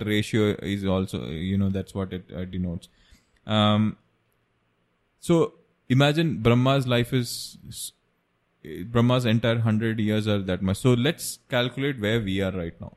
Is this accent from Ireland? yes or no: no; Kerala, India; We are from Kerala and we celebrate Onam every year.